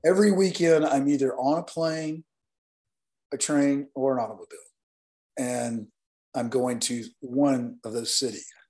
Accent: Northeast Alabama, United States; moved away; growing up in the South and being raised by grandparents that um, just have very strong values about everyone

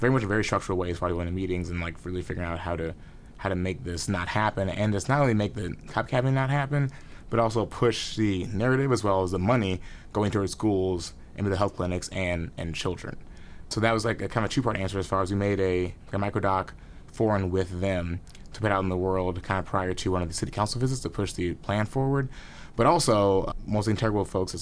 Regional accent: Columbia, Missouri, United States; we were in Columbia, Missouri, which is my hometown

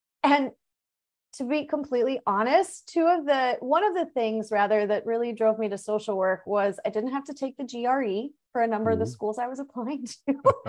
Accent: Missouri, United States; I mean, I grew up in Missouri. So I had lived in, you know, Missouri for 23, 24 years at that point.

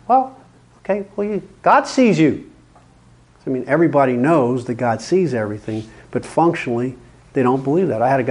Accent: New Jersey/Pennsylvania, United States; now in California, United States; I had to learn that when I came out from New Jersey, Pennsylvania area, to California.

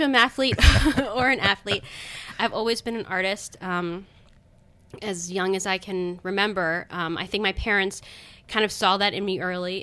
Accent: Owings Mills, Maryland, United States; grew up in Baltimore, well, right outside of Baltimore in Baltimore County

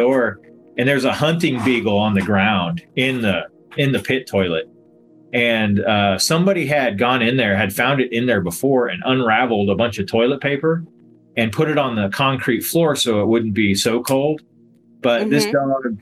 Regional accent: Kansas, United States; now in San Marcos, United States; originally from Kansas, and live in San Marcos, Texas now.

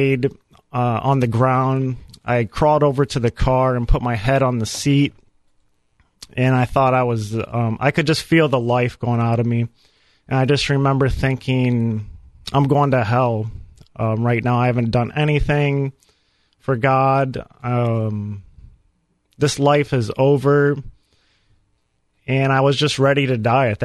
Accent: Fremont, Ohio, United States; I was raised in Fremont, Ohio, big city up in Northwest Ohio

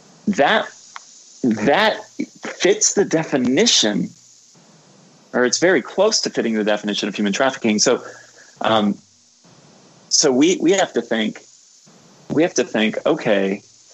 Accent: Cocoa Beach, Florida, United States; moved away as an adult; also born or lived in Georgia / Louisville, Kentucky / West Virginia; now in New York, United States; I'm originally from Florida, which is basically where New York goes

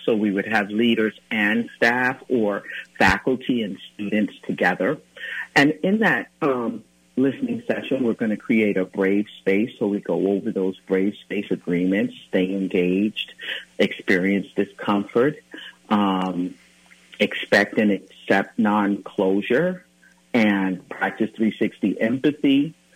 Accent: New York City, New York, United States; now in Minnesota, United States; I was born and raised in Brooklyn, New York

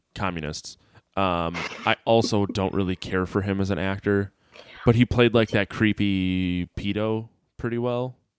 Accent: near Milwaukee / Sheboygan area, Wisconsin, United States; I grew up near Jeffrey Dahmer.

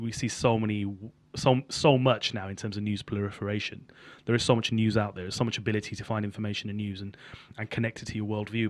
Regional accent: Birmingham, West Midlands, United Kingdom; also born or lived in Sutton Coldfield; I grew up in Birmingham, in inner city Birmingham, in Handsworth

